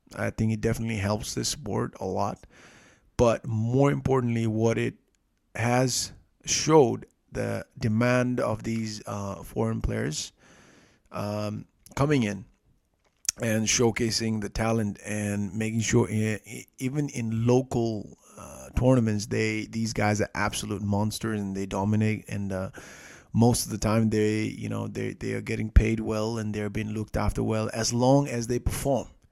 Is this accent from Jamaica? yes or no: no; Nepal; I'm from Nepal